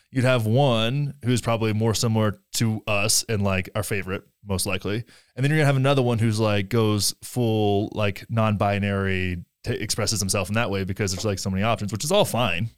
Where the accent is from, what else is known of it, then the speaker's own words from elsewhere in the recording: Graham, Texas, United States; my hometown of Graham, Texas